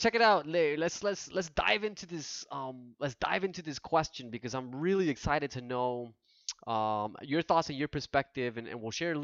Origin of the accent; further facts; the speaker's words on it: New Jersey, United States; my family's from Puerto Rico, but like I was born and raised in New Jersey